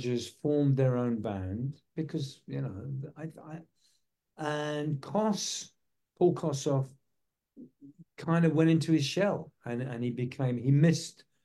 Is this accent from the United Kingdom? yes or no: yes; England, United Kingdom; moved away; I'm from England